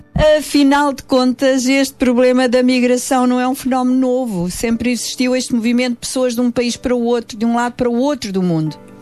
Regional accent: Portugal; Somos portuguesas

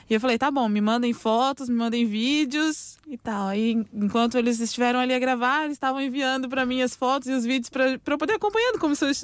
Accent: Vila Velha, Espírito Santo, Brazil; É, pronto, eu sou natural da cidade de Vitória, Vila Velha, Espírito Santo, pronto, e a capital da nossa cidade é Vitória, né? Isso no Brasil.

